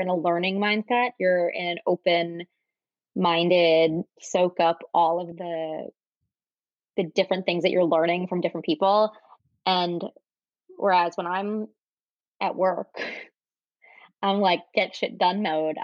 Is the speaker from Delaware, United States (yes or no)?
no; New York area, United States; moved away as an adult; also born or lived in San Francisco / Michigan; I grew up in the New York area, went to college here, was here until I went to business school